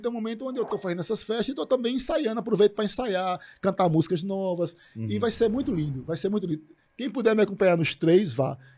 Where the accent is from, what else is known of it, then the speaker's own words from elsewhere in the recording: Northeast Region, Brazil; Então, assim, eu sou nordestino com muito orgulho por causa disso, porque nós somos fortes.